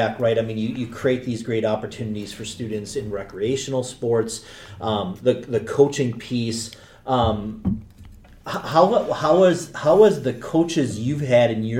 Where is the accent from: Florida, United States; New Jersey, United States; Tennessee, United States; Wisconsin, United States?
Wisconsin, United States; now in Duluth, United States; growing up in Wisconsin, you know, we knew what hockey was